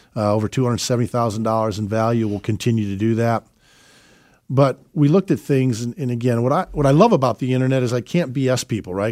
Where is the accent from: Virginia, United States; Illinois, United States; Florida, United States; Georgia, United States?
Illinois, United States; Chicago; moved away; we're originally from Chicago, have four beautiful children